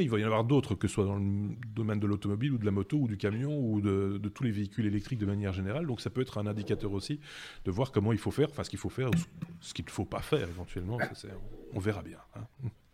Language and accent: French; Belgium; chez nous en Belgique